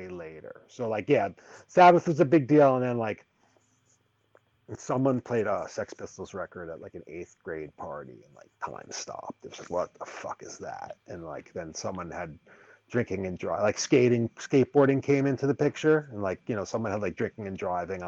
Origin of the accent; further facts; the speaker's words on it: New York City, New York, United States; I grew up in and around New York City